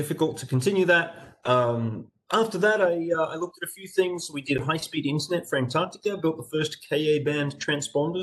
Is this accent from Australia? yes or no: yes; Australia; growing up in Australia and doing university